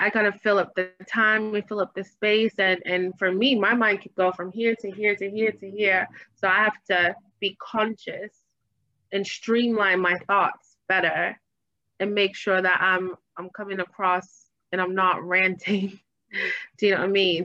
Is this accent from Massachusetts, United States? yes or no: yes; Boston, Massachusetts, United States; moved away as an adult; also born or lived in Hampton, Virginia / Washington, District of Columbia, United States; now in London, United Kingdom; my hometown is Boston